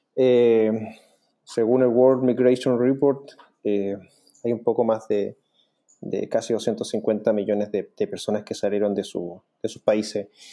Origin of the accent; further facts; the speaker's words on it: Chile; yo soy el único chileno dentro del equipo